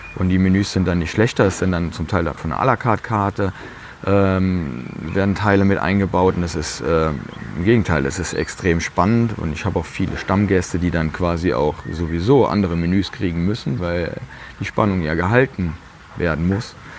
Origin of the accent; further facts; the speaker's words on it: Piesport, Rhineland-Palatinate, Germany; Ich fühle mich auch richtig wohl hier